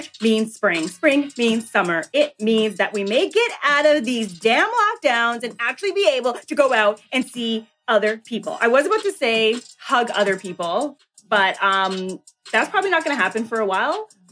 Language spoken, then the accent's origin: English; Toronto, Ontario, Canada; I hail from Toronto, Canada